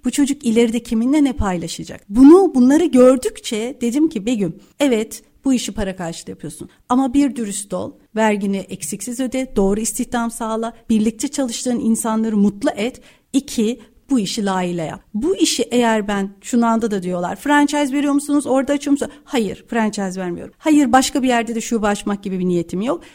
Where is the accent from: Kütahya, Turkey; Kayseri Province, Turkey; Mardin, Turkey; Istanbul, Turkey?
Kütahya, Turkey; Kütahya'da doğdum büyüdüm